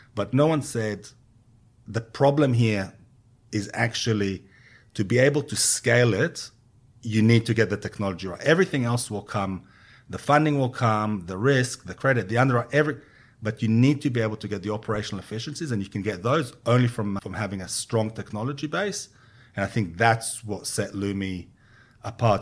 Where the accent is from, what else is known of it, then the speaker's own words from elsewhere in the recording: Israel; moved away as an adult; also born or lived in London; now in Australia; I was born and raised in Israel